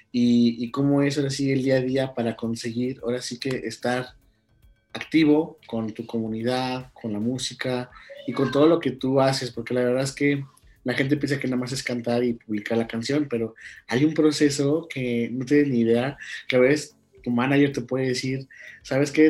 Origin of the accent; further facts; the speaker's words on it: Guanajuato, Mexico; mi origen, de mi tierra, que es Guanajuato